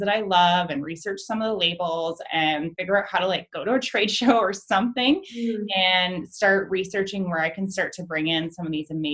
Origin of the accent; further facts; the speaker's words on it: London, Ontario, Canada; moved away as an adult; also born or lived in Toronto / Vancouver; I'm from London originally.